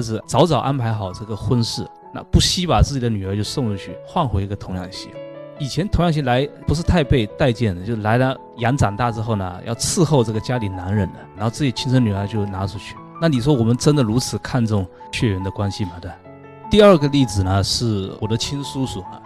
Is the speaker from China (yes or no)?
yes; China; 我们中国人